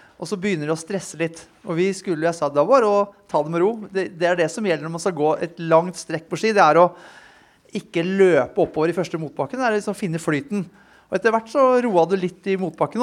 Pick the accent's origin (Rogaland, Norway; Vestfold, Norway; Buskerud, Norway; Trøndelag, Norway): Vestfold, Norway; Tønsberg; moved away as an adult; now in Oslo, Norway; jeg er fra Tønsberg. Flytta inn hit til Oslo da jeg var 19 år, 20 år.